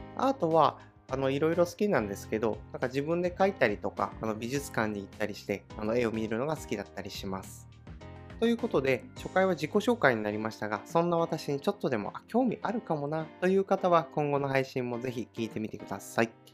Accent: Oga Peninsula, Akita, Japan; now in Tokyo, Japan; 出身は秋田県の男鹿半島というところの出身です

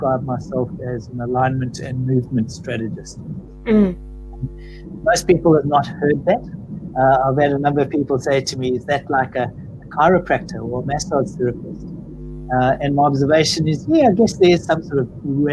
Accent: South Africa; moved away as an adult; now in Australia; based on my accent, I'm clearly not born and bred in Australia. I'm South African.

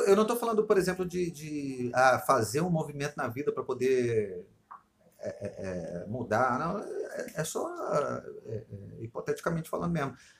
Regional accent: Rio de Janeiro, Brazil; eu me dou bem por ser carioca, claro, e aí aqui no Rio eu me dou bem com isso

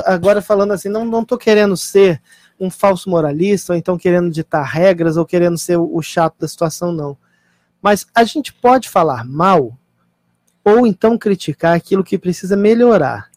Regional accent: Brazil; o Brasil é o país onde eu nasci, o país onde eu vivo

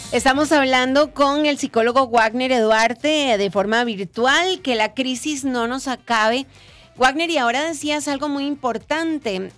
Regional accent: Costa Rica; agradeceríamos mucho como pueblo costarricense

